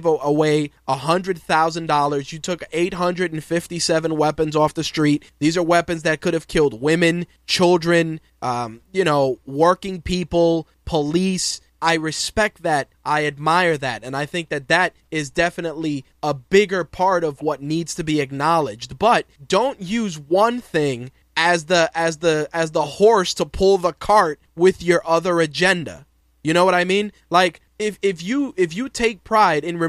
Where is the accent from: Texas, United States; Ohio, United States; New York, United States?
New York, United States; New York City; growing up in New York City in the late 80s